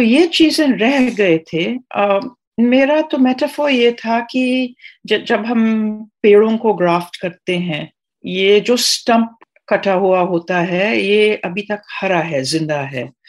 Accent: Trinidad & Tobago; first language Trinidadian Creole; Hindi is a second language; now in India; West Indies में ट्रिनेडाद और मैं पांचवी पीढ़ी हूँ इंडिया से

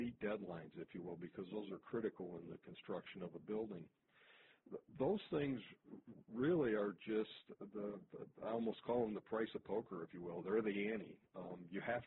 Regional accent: Toledo, Ohio, United States; my hometown here of Toledo, Ohio

